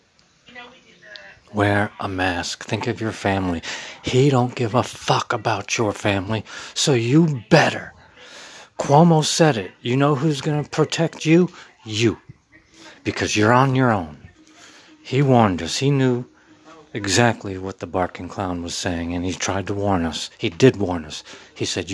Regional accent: United States; I'm a voice from the heartland, raised in Middletown, America

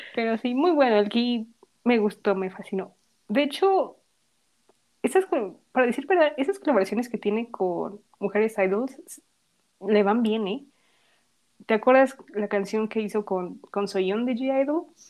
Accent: Mexico; first language Spanish; nosotras somos mexicanas y pues cantamos en español porque pues es nuestro idioma y donde nacimos

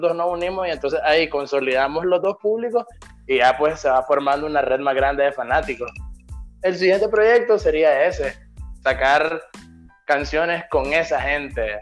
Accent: Nicaragua; accent: Nicaraguan; moved away; yo en ninguna de mis canciones cambiaría mi acento porque yo soy orgullosamente nicaragüense

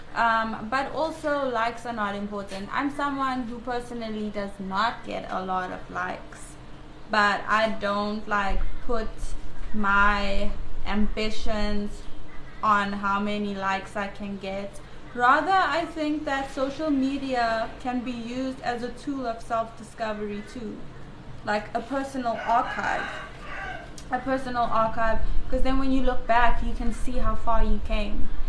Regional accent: South Africa; I'm from South Africa

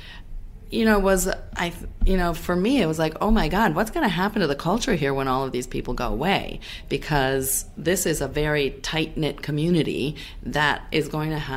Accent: Florence, Tuscany, Italy; also born or lived in Los Angeles, United States; now in New York, United States; when I was growing up in Italy, in Florence, I went to art school and I studied sculpture

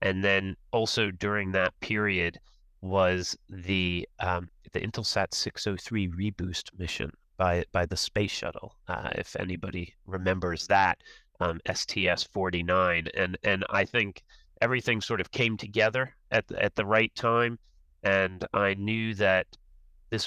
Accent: Washington, District of Columbia, United States; growing up in the Washington, D.C. area

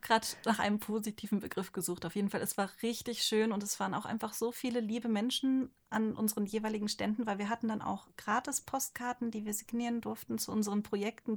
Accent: Ostwestfalen-Lippe, North Rhine-Westphalia, Germany; now in Rhine-Main area, Germany; Ich komme halt aus Ostwestfalen-Lippe

